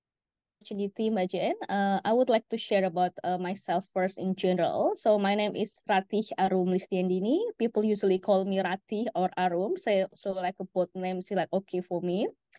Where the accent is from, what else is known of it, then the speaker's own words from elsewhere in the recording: Jakarta, Indonesia; Actually, I'm from Jakarta.